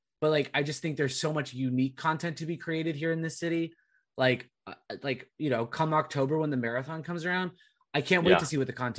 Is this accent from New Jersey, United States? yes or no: no; Southern California, United States; now in Boston, United States; I grew up in Southern California